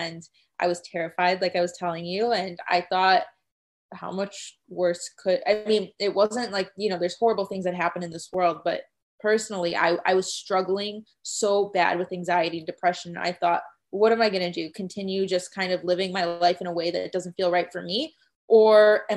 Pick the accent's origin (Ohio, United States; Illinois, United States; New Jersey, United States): Illinois, United States; Chicago; moved away as an adult; also born or lived in Arizona; I'm from Chicago and I went to school in Arizona